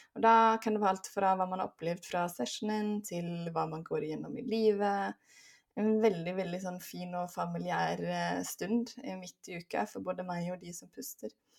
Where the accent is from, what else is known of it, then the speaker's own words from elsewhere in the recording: Sweden; moved away as an adult; also born or lived in Oslo area, Norway; now in Oslo, Norway; Jeg er svensk, men nå har jeg bodd her i 16 år, så nå føler jeg meg snart mer norsk